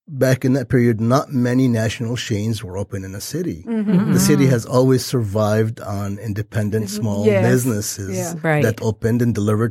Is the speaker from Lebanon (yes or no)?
yes; Lebanon; now in United States; I'm Lebanese from Lebanon, which is a war-torn country